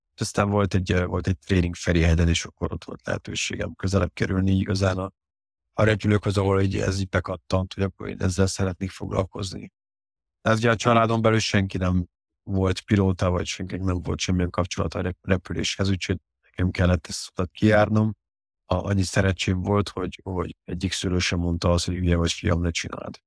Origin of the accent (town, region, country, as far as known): Hungary; born or raised there; also born or lived in Paris, France